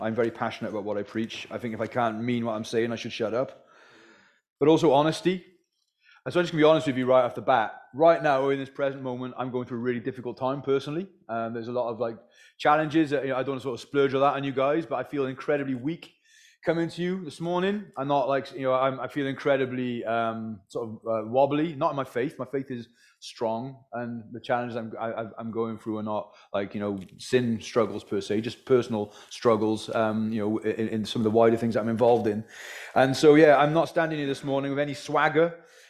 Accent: Wales, United Kingdom; So that's where I'm from originally, by the way, is the Welsh valleys. So my accent is somewhat mongrel.

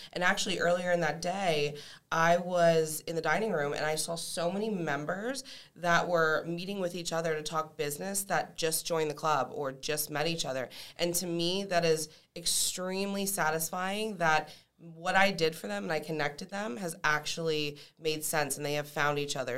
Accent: Allentown, Pennsylvania, United States; moved away as an adult; now in Tampa, United States; I am from Allentown, Pennsylvania

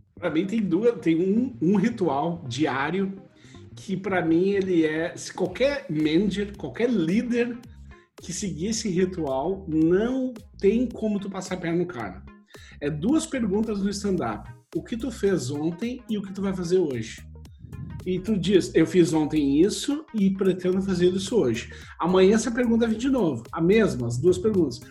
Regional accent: Brazil; moved away as an adult; also born or lived in Porto Alegre / United States / Czech Republic; now in Estonia; Eu fui criado no Brasil

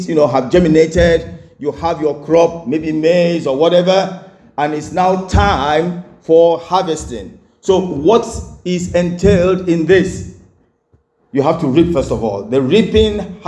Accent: Enugu State, Nigeria; also born or lived in Oran (hometown, possibly Orlu), Nigeria; We used to live in Enugu, and my dad, you know, was a civil engineer

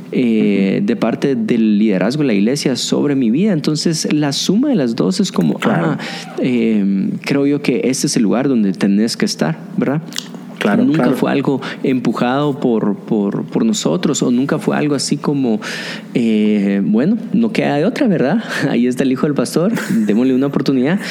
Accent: Guatemala; mi gente guatemalteca

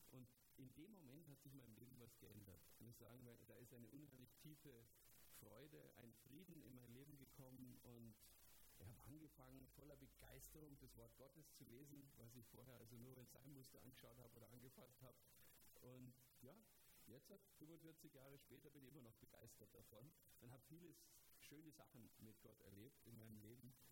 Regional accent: Germany; bei uns in Deutschland

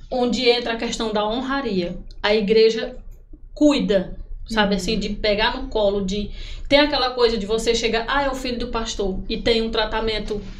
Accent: Picos, Piauí, Brazil; now in Parnaíba, Brazil; sou natural de Picos

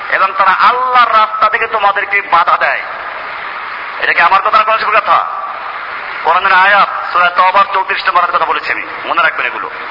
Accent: Bangladesh

